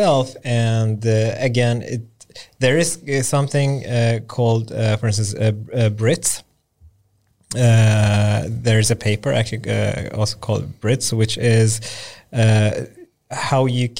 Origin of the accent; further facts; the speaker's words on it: Lund, Skåne, Sweden; I grew up in Lund, southern Sweden.